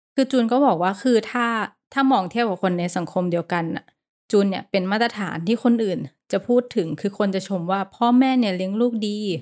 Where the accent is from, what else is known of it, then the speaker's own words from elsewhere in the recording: Thailand; now in Bangkok, Thailand; เราก็เป็นคนต่างจังหวัด